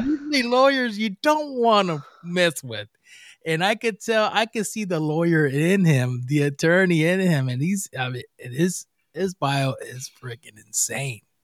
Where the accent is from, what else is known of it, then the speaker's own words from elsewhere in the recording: Puerto Rico; I'm from Puerto Rico